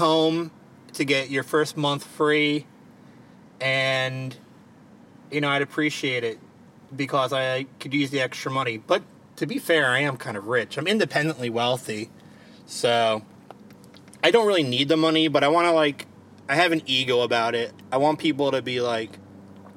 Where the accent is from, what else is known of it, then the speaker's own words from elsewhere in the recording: Baltimore, Maryland, United States; accent: thick Baltimore; I have a pretty thick Baltimore accent